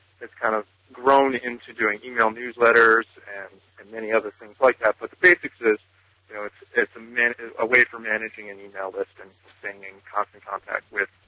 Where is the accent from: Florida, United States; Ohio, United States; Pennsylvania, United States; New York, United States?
Pennsylvania, United States; Newtown; I'm from Newtown, Pennsylvania, in the United States. We're about 40 miles north of Philadelphia.